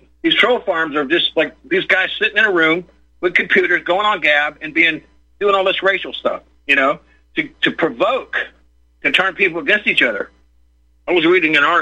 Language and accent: English; Tampa, Florida, United States; I grew up in Tampa, not far from where you're